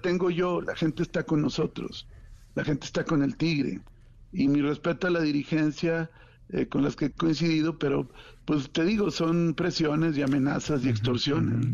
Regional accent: Coahuila, Mexico; los que votamos somos los coahuilenses

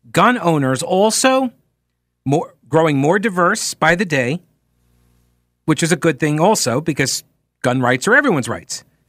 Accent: New York, United States; moved away as an adult; I grew up in New York. I mean, I was, you know, forty miles from the city

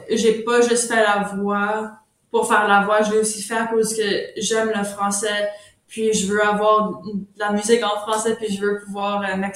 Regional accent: Ontario, Canada; first language French; étant franco-ontarienne, il y a déjà des, des gens qui pensent déjà que je suis anglophone quand je suis vraiment francophone, c'est ma langue maternelle, c'est le français.

